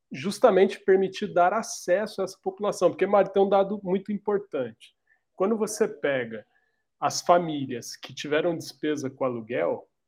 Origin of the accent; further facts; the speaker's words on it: Dracena, São Paulo, Brazil; Eu, eu sou do interior do estado de São Paulo, de uma cidadezinha bem pequenininha chamada Dracena, e eu desde os meus 15 anos de idade, trabalho na área de tecnologia.